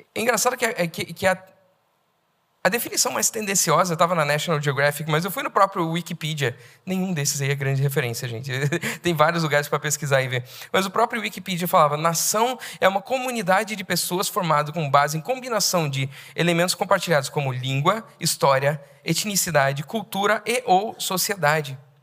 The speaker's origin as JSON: {"language": "Portuguese", "country": "Brazil", "said": "Eu tenho a brasilidade, a brasilidade faz parte de mim"}